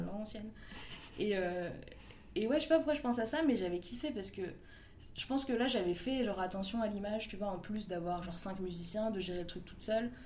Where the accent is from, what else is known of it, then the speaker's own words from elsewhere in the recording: Paris, Île-de-France, France; j'ai grandi dans le 11e, dans le beau quartier de Ménilmontant, rue Saint-Maur